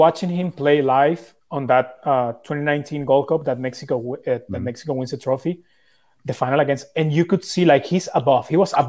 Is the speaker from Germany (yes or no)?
no; Italy; born there; I was born in Italy.